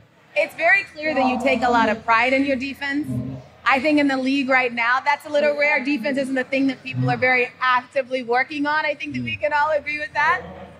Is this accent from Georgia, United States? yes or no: yes; Gwinnett County, Georgia, United States; I'm from Gwinnett County.